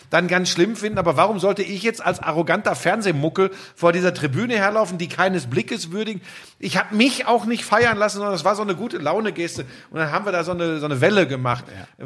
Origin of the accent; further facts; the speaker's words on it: North Rhine-Westphalia, Germany; da bin ich aber wirklich so vielleicht auch ein Kind des Ruhrgebiets.